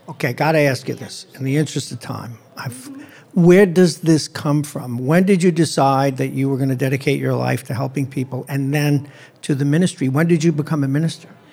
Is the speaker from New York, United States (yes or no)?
yes; New York City, New York, United States; I grew up in Brooklyn